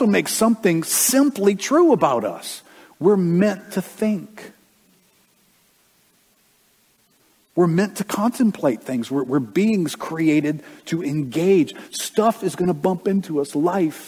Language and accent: English; United States; us as Americans